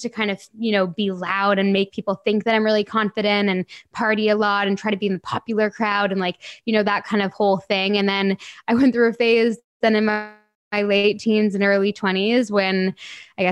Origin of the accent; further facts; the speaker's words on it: Canada; moved away as an adult; now in England, United Kingdom; I would have just moved to England in January, and I was born and raised in Canada.